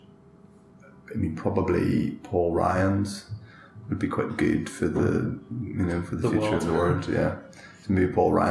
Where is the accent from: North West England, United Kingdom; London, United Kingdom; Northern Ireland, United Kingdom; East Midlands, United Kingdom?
Northern Ireland, United Kingdom; I was from Northern Ireland